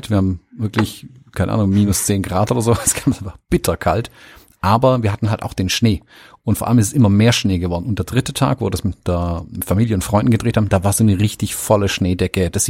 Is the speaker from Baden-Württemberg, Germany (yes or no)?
yes; Baden-Württemberg, Germany; Hallo, bin ja Schwabe